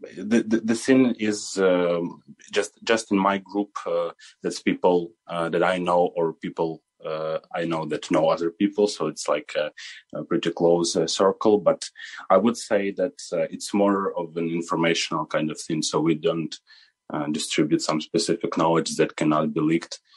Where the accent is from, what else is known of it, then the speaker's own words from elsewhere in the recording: Kharkiv, Kharkiv Oblast, Ukraine; now in Lviv, Ukraine; I'm originally from Kharkiv, and my family lived uh, there uh, for all of this time